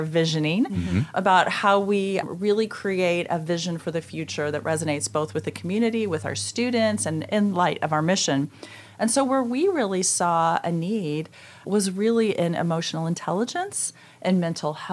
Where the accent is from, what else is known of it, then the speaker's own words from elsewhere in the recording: Northwest Missouri, United States; moved away as an adult; now in Ohio, United States; I grew up in Northwest Missouri